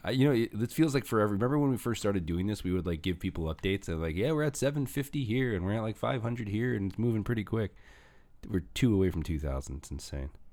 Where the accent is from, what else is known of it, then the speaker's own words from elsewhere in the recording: Northwest Indiana, United States; also born or lived in St. John, Indiana / Westville, Indiana; I grew up in Hestville. I grew, and then I went to high school in Saint John, and then I went to college in Vel, in, in Westville